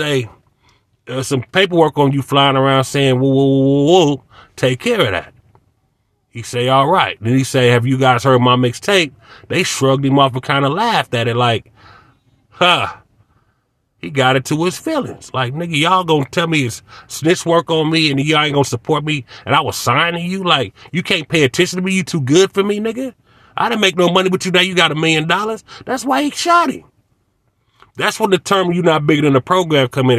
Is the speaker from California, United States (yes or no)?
yes; Inglewood, California, United States; I grew up in Center Park down the street in the hundreds